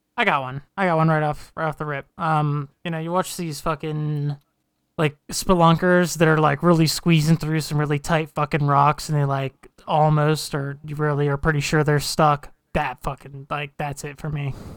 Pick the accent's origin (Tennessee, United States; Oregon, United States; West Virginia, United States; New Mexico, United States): West Virginia, United States; moved away; we're all from West Virginia